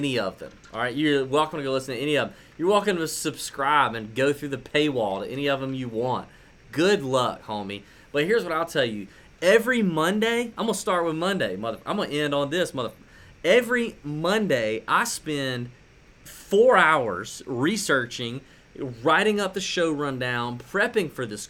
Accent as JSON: {"language": "English", "region": "Georgia", "country": "United States", "said": "we're from Georgia."}